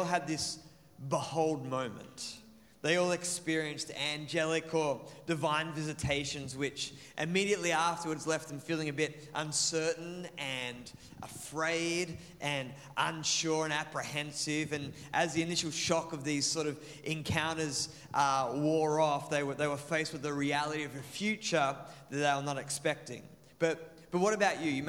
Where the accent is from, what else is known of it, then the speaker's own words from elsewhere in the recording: Maitland, New South Wales, Australia; now in Mandurah, Australia; my hometown of Maitland, which was a small country city